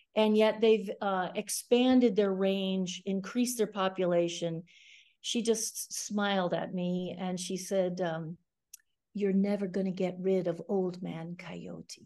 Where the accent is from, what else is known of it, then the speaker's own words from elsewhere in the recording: Gainesville, Florida, United States; also born or lived in New York City; grew up really in Florida, in Gainesville, Florida